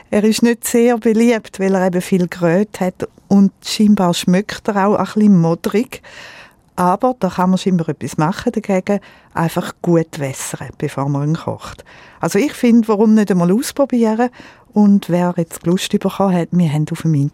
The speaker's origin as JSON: {"language": "German", "country": "Switzerland", "said": "Also am ehesten sollte man wirklich Fisch kaufen, wo bei uns in der Schweiz in unseren Seen daheim sind und wo äh, wild gefangen werden."}